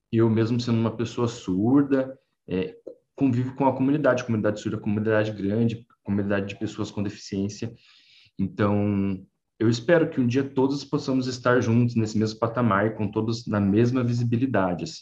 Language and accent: Portuguese; Rio de Janeiro, Brazil; Eu sou da periferia do Rio, então é, também tive dificuldade essa questão de sofrer preconceito, né, por eu ser por ser mudinho, por ser mudinho carioca ali da Vila do Rio.